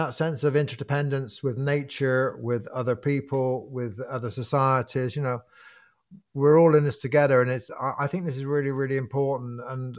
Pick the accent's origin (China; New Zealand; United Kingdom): United Kingdom; England; I know my country, you know, I came from England, I know my country, and I've walked coast to coast the other way.